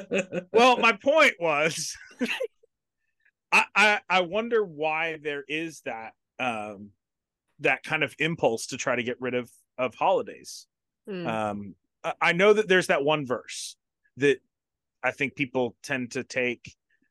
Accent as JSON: {"language": "English", "region": "Florida", "country": "United States", "tie": "born or raised there", "said": "I grew up in South Florida, so doesn't really matter. All of the year is pretty much the same."}